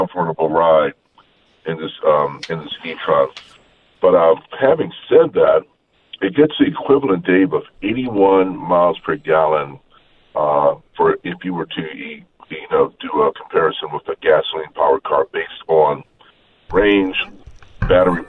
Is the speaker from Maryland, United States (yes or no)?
yes; Baltimore, Maryland, United States; I grew up in Baltimore